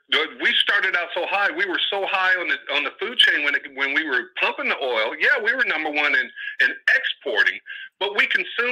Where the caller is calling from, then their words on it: Oakland, California, United States; Mike, … from Oakland.